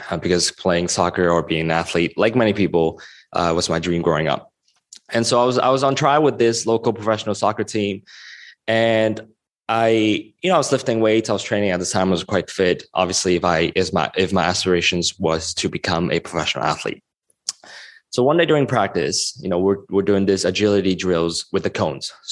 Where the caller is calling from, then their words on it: Hong Kong; I'm calling in from Hong Kong at the moment